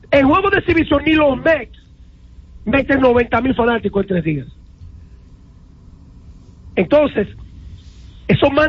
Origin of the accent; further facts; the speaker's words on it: Dominican Republic; now in New York, United States; Los dominicanos no solamente somos los que vinimos a vivir aquí.